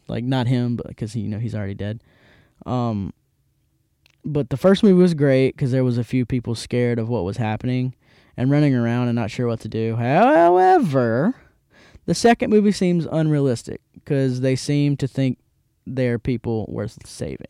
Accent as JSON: {"language": "English", "town": "Hattiesburg", "region": "Mississippi", "country": "United States", "tie": "born or raised there", "also_born_or_lived": "Jackson, Mississippi", "said": "I'm from Hattiesburg, and it's great. Um, also, yeah, I'm not in Jackson anymore. This is Hattiesburg, Mississippi. Um, so shout out to Hattiesburg, my hometown"}